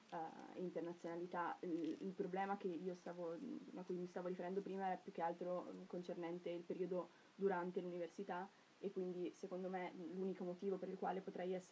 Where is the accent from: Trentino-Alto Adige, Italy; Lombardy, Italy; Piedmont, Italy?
Trentino-Alto Adige, Italy; Cavalese; Allora io sono di Cavallese, quindi sono trentina